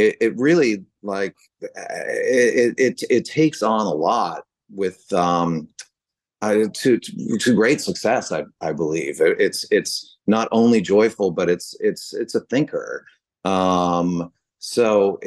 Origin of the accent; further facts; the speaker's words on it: San Francisco, California, United States; grew up in San Francisco